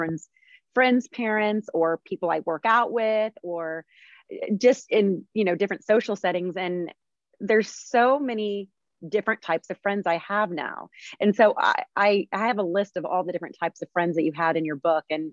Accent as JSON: {"language": "English", "town": "Houston", "region": "Texas", "country": "United States", "tie": "born or raised there", "also_born_or_lived": "Arizona / New York City", "said": "I was born and raised in Houston."}